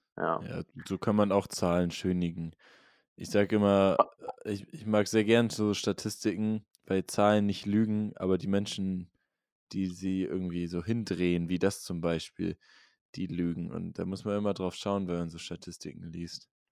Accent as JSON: {"language": "German", "town": "Norderney", "region": "Lower Saxony", "country": "Germany", "said": "die Insel, wo ich herkomme, Norderney"}